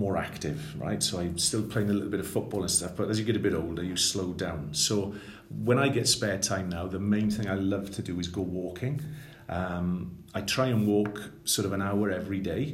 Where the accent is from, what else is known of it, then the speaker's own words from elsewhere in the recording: Swansea, Wales, United Kingdom; also born or lived in Three Crosses; I'm a writer from Swansea, born and bred in Swansea